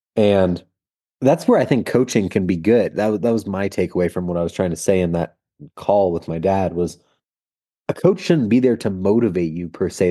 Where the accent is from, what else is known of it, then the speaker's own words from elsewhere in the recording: Marin County, California, United States; I grew up in Marin County where mountain biking was invented